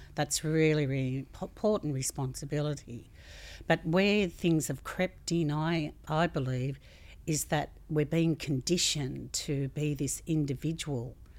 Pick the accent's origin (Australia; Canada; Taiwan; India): Australia; as an Australian community